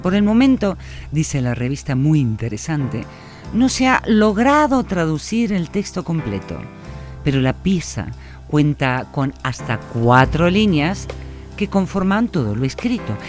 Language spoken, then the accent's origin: Spanish; Argentina; now in Basque Country, Spain; Yo soy una argentina en Euskadi